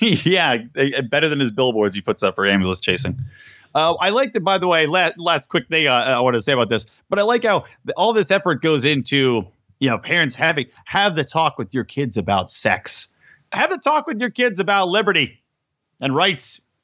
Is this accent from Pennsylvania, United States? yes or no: yes; Yardley, Pennsylvania, United States; I grew up in Bucks County, Pennsylvania